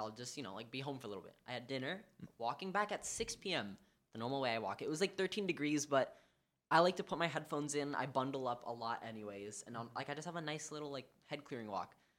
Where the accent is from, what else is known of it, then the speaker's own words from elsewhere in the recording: New York City, New York, United States; I grew up here on the Upper West Side